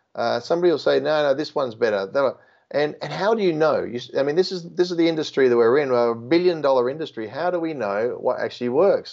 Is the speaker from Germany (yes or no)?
no; Australia; being Australian